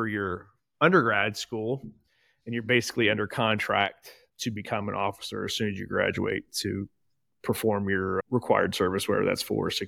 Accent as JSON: {"language": "English", "town": "Portsmouth", "region": "Ohio", "country": "United States", "tie": "born or raised there", "said": "Born and raised here in beautiful Portsmouth, Ohio, and Southern Ohio."}